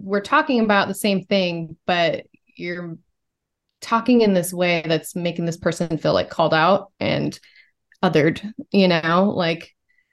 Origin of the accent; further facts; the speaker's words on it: Portland, Oregon, United States; also born or lived in San Francisco; now in Portland, United States; I grew up in Portland, but I was homeschooled in Portland. So I had a pretty sheltered, like young childhood in Portland. And then my parents moved us out to Eastern Oregon